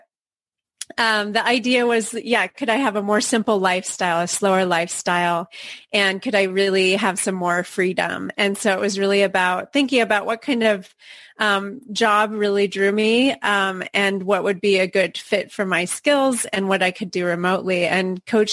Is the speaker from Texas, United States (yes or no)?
no; Portland, Oregon, United States; now in Barcelona, Spain; I'm originally from Portland, Oregon, so I'm a transplant here